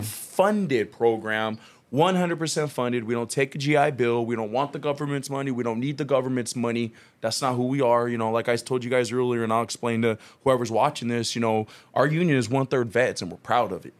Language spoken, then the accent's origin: English; Long Beach, California, United States; moved away as an adult; also born or lived in Carson, California; now in Vista, United States; I'm originally from Long Beach, California, so I'm actually not from San Diego